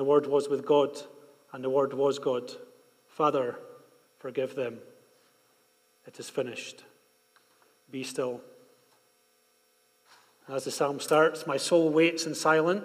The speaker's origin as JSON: {"language": "English", "region": "Scotland", "country": "United Kingdom", "tie": "born or raised there", "moved": "yes", "lives_now": "Bogotá, Colombia", "said": "When we were growing up in Scotland"}